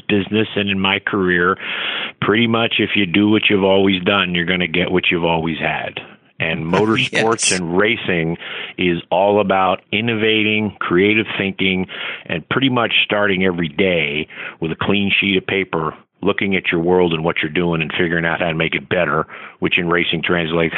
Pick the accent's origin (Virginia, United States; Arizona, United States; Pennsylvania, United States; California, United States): Pennsylvania, United States; Philadelphia; also born or lived in Tampa / Connecticut; now in Daytona, United States; where we grew up in Philadelphia, North Philadelphia